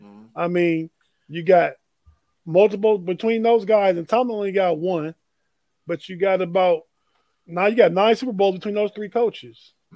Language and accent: English; Youngstown, Ohio, United States; now in Washington, D.C., United States; I'm on the East Coast. I'm here in D.C., but I go to Baltimore. I'm from Youngstown. I used to go to Pittsburgh.